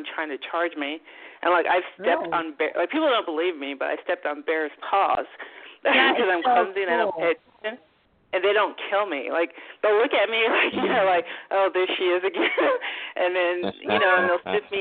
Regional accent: U.S. Virgin Islands; now in Alaska, United States; I'm from St. Croix, the Virgin Islands

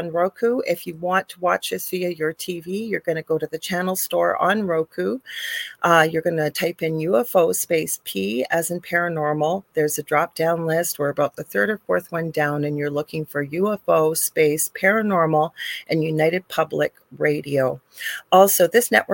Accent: Canada; I am a Canadian spiritual medium.

